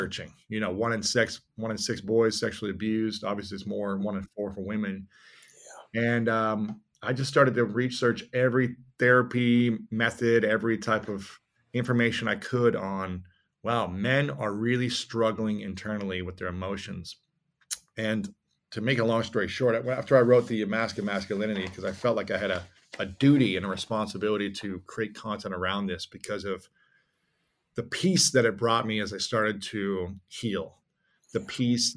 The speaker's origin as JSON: {"language": "English", "region": "Midwest", "country": "United States", "tie": "born or raised there", "said": "we were shaped as young boys growing up in the Midwest"}